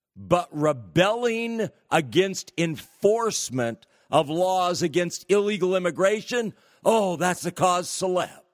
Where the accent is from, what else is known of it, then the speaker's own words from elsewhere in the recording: California, United States; California, my home state.